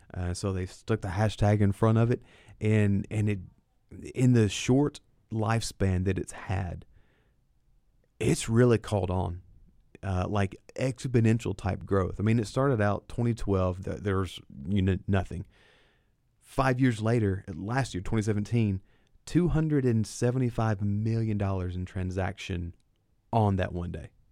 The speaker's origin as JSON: {"language": "English", "town": "Lebanon", "region": "Tennessee", "country": "United States", "tie": "born or raised there", "said": "Lebanon is where I was born and raised"}